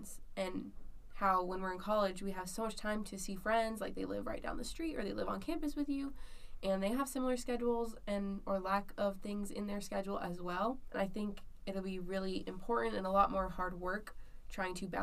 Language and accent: English; Las Vegas, Nevada, United States; moved away as an adult; now in Utah, United States; I'm from Las Vegas